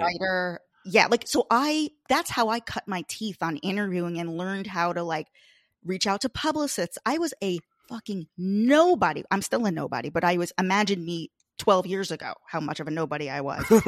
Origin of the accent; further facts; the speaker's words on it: Long Island, New York, United States; I'm from Long Island, Fire Island